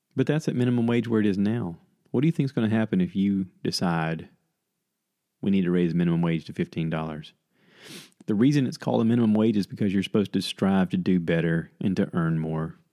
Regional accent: United States

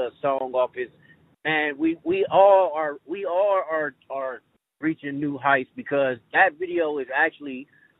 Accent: Springfield, Ohio, United States; born or raised there

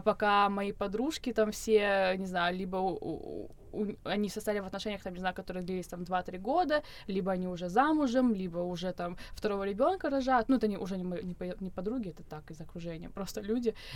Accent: Adygea, Russia; also born or lived in Pyatigorsk; я с Кавказа. Я родом из Республики Адыгея, э, училась я тоже на Северном Кавказе, в Пятигорске

